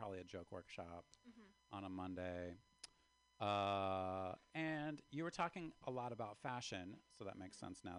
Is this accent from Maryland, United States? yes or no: yes; Baltimore, Maryland, United States; now in San Francisco, United States; I moved here from Baltimore like a long time ago.